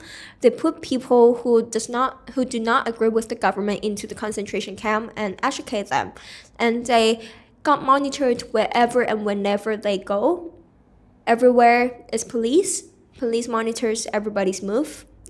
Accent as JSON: {"language": "English", "country": "Hong Kong", "tie": "born or raised there", "said": "I am born and raised in Hong Kong. I go to a local school, but then I have to be surrounded by all the mainlanders."}